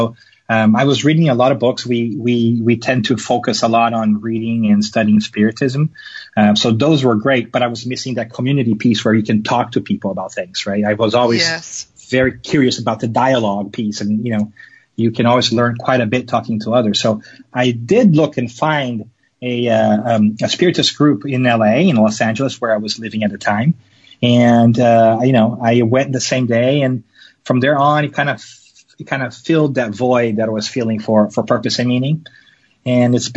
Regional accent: Rio de Janeiro, Brazil; I was born and raised in Brazil, in Rio de Janeiro

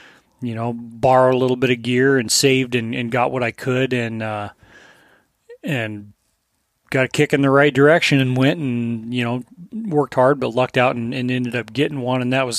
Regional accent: Colorado, United States; I grew up in Southern Colorado. We didn't have much money, but Cabela's was like the one store.

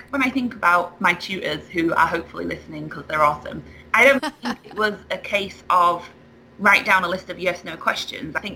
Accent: United Kingdom; now in United States; Um, well, I have moved from the UK to the US

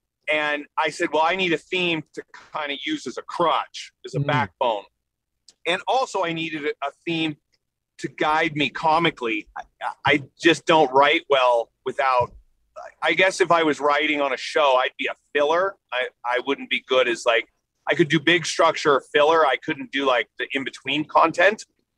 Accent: Scottsdale, Arizona, United States; also born or lived in Long Beach, United States; I was born in Los Angeles, California, Long Beach, California. And then I moved to all over the world with my dad's job. And then I spent high school and my tennis training in Phoenix, Scottsdale, actually.

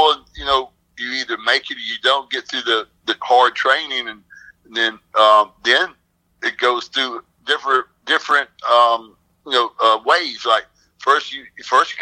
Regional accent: Arkansas, United States; also born or lived in Washington State; I was born in Washington State, but I only was there for a short time. Then we moved right back here where I live right now in Arkansas.

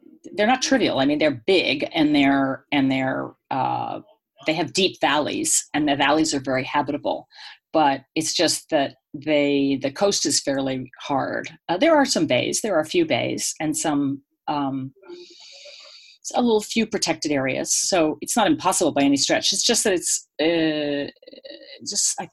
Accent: Boston, Massachusetts, United States; moved away as an adult; also born or lived in Australia; I'm from Boston, and I went to the Pacific when I was in my 20s

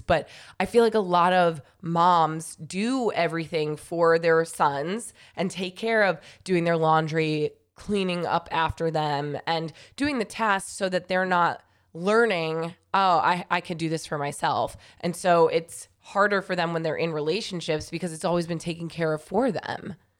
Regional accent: New York, United States; I grew up in New York my whole life

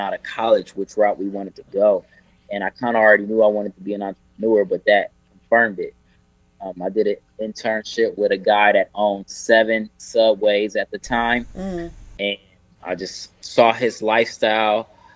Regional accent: Akron, Ohio, United States; now in Charlotte, United States; I'm originally from Akron, Ohio. I moved down to Charlotte in 2005.

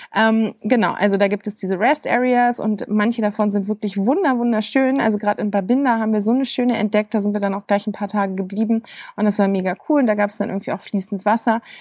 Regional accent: Germany; bei uns in Deutschland

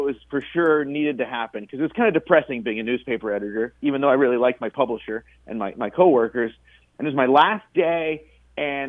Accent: Paducah, Kentucky, United States; also born or lived in Chicago / Southern Illinois; now in Twin Cities, United States; I'm actually from Paducah, Kentucky, originally

